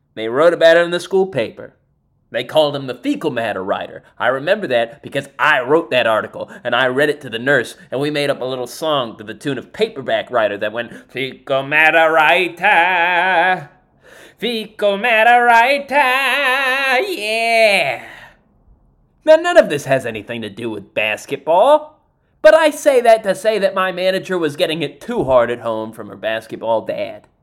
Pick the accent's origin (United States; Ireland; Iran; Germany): United States; New Jersey; I am from New Jersey